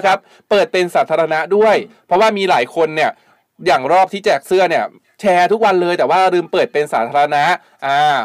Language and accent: Thai; Thailand; first language Thai; เราถือว่าพวกเราโชคดีมากนะที่เกิดเป็นคนไทยแล้วก็เกิดมาได้ได้ใช้ภาษาไทยตั้งแต่เกิด